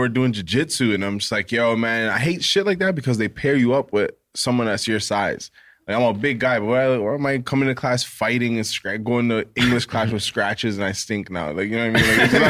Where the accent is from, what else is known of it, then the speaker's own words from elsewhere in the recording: Jamaica; we're Jamaican.